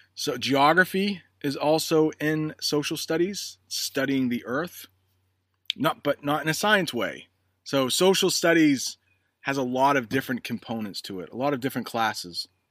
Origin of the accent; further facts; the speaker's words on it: the North, United States; us in the north